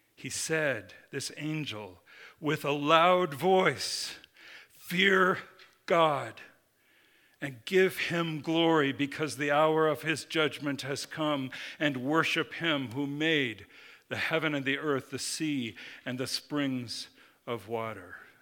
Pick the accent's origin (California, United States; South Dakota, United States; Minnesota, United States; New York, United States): Minnesota, United States; I grew up in Minnesota, the land of ten thousand lakes